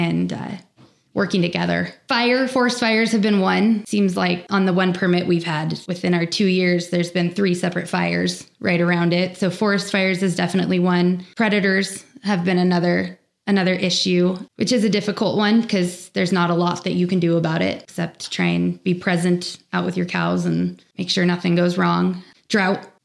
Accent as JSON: {"language": "English", "area": "Sierra Valley", "region": "California", "country": "United States", "tie": "born or raised there"}